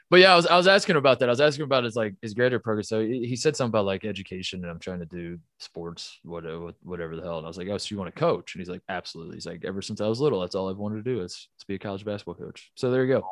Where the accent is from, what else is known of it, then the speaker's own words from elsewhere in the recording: Midwest, United States; I'm from the Midwest